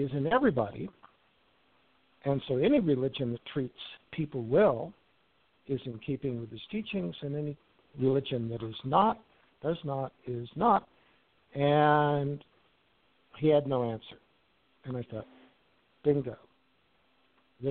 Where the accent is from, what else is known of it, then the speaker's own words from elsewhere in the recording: Wichita, Kansas, United States; I grew up in Wichita